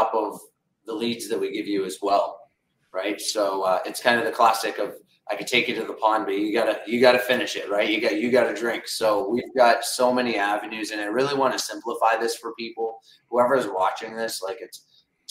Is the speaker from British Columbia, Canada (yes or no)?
no; Windsor, Ontario, Canada; we're from Windsor, Ontario